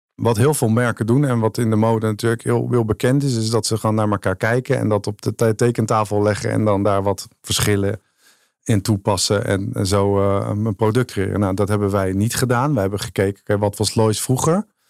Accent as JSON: {"language": "Dutch", "region": "North Holland", "country": "Netherlands", "said": "Als Noord-Hollander"}